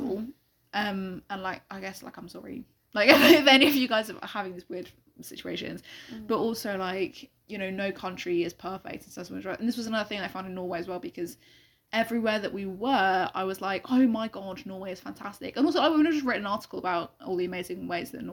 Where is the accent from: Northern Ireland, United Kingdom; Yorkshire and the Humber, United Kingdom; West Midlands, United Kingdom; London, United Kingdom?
London, United Kingdom; as a Londoner